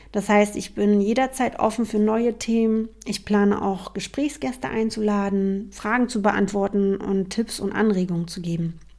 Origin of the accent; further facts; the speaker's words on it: Berlin, Germany; Also, ich bin …, ich bin Berlinerin.